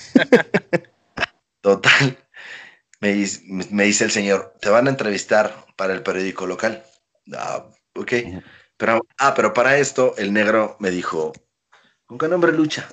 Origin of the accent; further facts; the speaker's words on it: Veracruz, Mexico; moved away as an adult; yo también soy de Veracruz